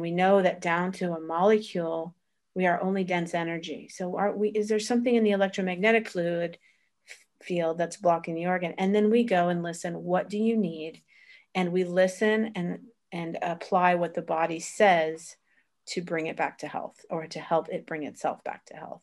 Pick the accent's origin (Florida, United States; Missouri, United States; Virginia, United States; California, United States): Florida, United States; moved away as an adult; also born or lived in Vermont / Boston; now in Italy; originally born in Vermont, raised in, uh, Florida, college in Boston.